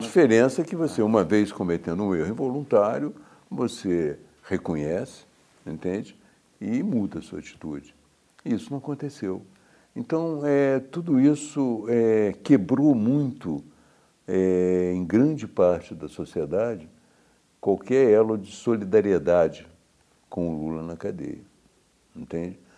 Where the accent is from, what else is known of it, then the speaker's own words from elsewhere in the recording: Juiz de Fora, Minas Gerais, Brazil; eu sou de Juiz de Fora